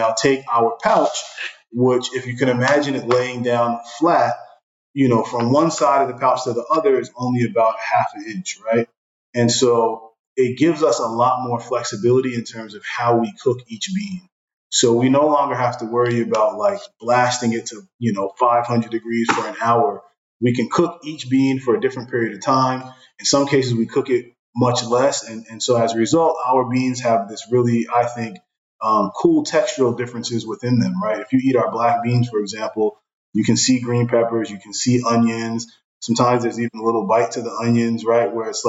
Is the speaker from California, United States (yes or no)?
no; Brooklyn, New York, United States; I grew up in Brooklyn, and, you know, to this day, if I'm eating jerk chicken, it's almost like I can hear reggae music in the background